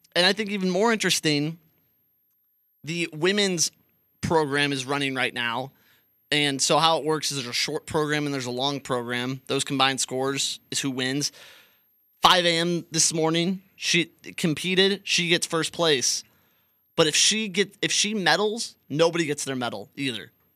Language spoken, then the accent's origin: English; United States; we're American